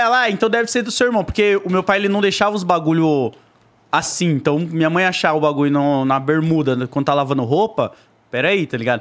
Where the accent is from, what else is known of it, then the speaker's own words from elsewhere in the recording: Zona Leste, São Paulo, Brazil; Eu fui criado ali na Zona Leste, na Coab 2